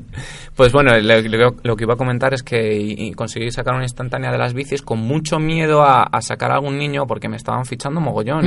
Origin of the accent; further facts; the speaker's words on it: Spain; como buen español que soy